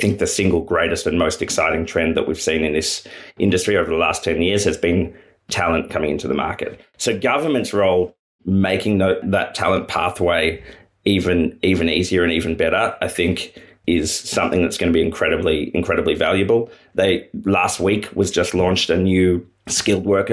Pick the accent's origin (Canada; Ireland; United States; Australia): Australia; As an Australian